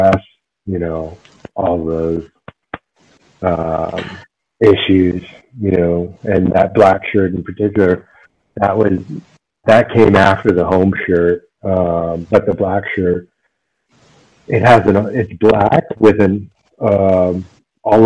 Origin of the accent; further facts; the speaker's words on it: United States; moved away as an adult; now in Germany; an Asian American growing up in the States